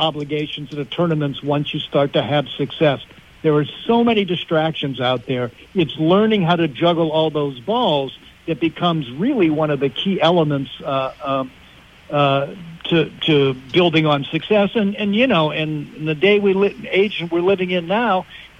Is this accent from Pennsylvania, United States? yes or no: yes; Western Pennsylvania, United States; I grew up in Western Pennsylvania